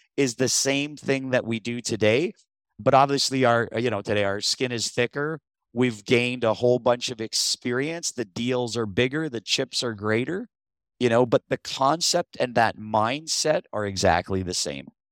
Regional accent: Niagara region, Ontario, Canada; also born or lived in St. Catharines, Ontario; I'm from the Niagara region. I live in Thorold now. I previously lived in Saint Catharines.

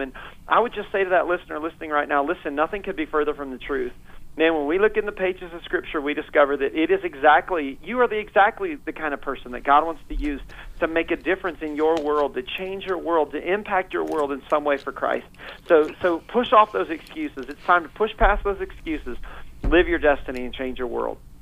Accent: Northeast Indiana, United States; moved away as an adult; now in Fort Myers, United States; I was raised uh, in a great home in Indiana, Northeast Indiana

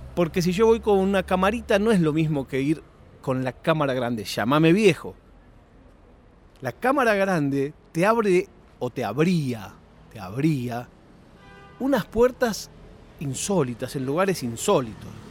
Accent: Argentina; moved away; also born or lived in Europe; yo me crié en Argentina

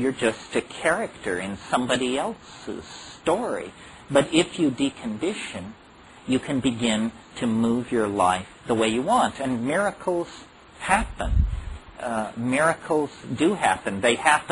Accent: Berkeley, California, United States; I grew up in Berkeley in the 1960s

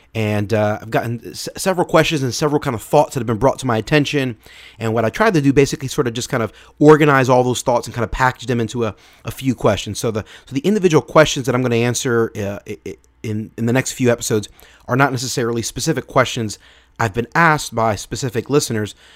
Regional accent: Philadelphia, Pennsylvania, United States; I'm from Philadelphia, so uh, being a football fan, I'm a fan of the Philadelphia Eagles.

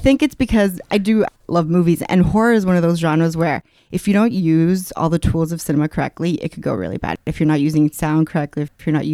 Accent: Coachella, California, United States; Coachella is mostly rural, and growing up, there wasn't a lot

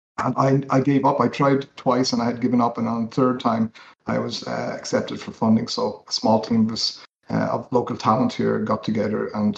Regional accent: Dublin, Leinster, Ireland; born there; I was born in Dublin in Ireland, and we moved around a little bit.

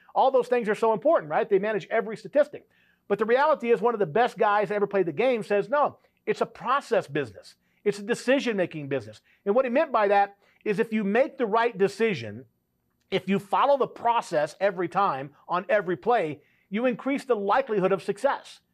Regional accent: South Louisiana, United States; I grew up in South Louisiana

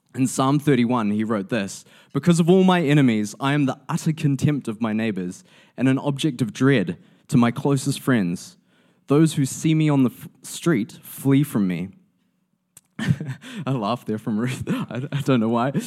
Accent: New Zealand; as a New Zealander

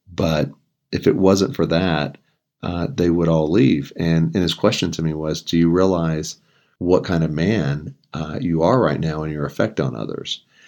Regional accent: a town near Houston, Texas, United States; moved away as an adult; now in Colorado Springs, United States; I grew up in Texas, was there the first twenty-seven years of my life in a, a town near Houston

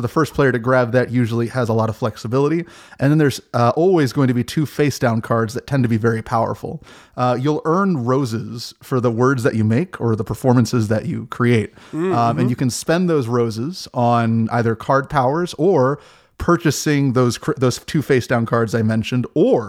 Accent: Maryland, United States; now in Alexandria, United States; I'm from the DC metropolitan area. I live in Alexandria. I grew up in Maryland, and I ended up moving right across the bridge.

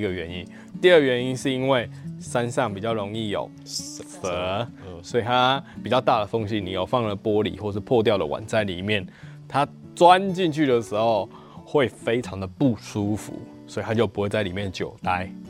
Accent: Gukeng, Yunlin County, Taiwan; 我身为在地的青年，我身为在地人

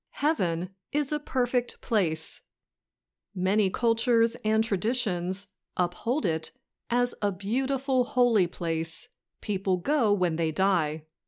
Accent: West Virginia, United States; we're both from West Virginia

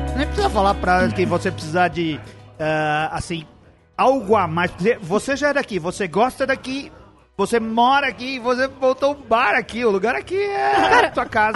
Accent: São Paulo, Brazil; Eu, eu sou paulistano, vivi a minha vida toda em São Paulo

